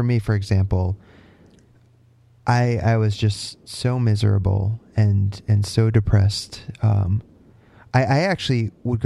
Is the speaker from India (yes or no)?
no; Connecticut, United States; moved away as an adult; now in Canada; I'm from Connecticut. I just moved to Canada at the end of last year